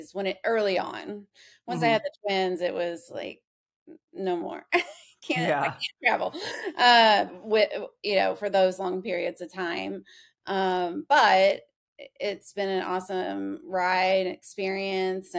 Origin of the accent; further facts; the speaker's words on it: Kentucky, United States; born and raised in Kentucky